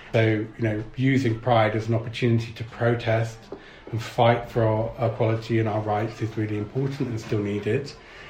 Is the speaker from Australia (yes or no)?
no; London, United Kingdom; now in Bristol, United Kingdom; I'm not Bristol born and bred. I moved down here from London.